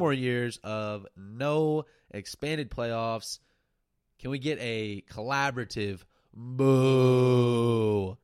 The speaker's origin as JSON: {"language": "English", "town": "Silver Springs", "country": "United States", "tie": "born or raised there", "moved": "as an adult", "said": "back to my hometown, Silver Springs"}